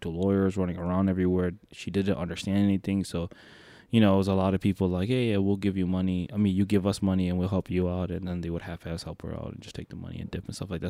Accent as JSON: {"language": "English", "town": "Detroit", "region": "Michigan", "country": "United States", "tie": "born or raised there", "also_born_or_lived": "New York", "said": "I grew up in Detroit"}